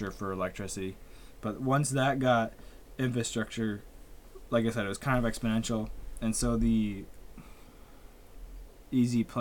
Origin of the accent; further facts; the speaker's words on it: United States; because, like I said, we're American, so we we know a little bit.